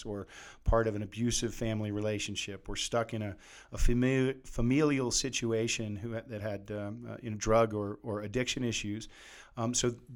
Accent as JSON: {"language": "English", "region": "East Coast", "country": "United States", "moved": "as an adult", "lives_now": "Salt Lake City, United States", "said": "Originally from the East Coast."}